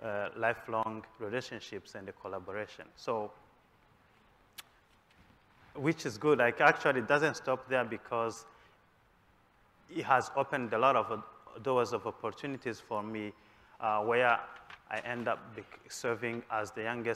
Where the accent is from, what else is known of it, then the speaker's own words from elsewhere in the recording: Rwanda; now in United States; I am from Rwanda originally and a PhD candidate in crop science at Washington State University